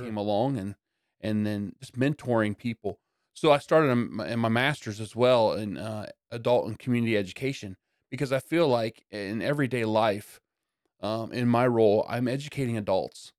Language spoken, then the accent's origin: English; Yorktown, Indiana, United States; also born or lived in Blackford County, Indiana; we moved from Blackford, um, to Yorktown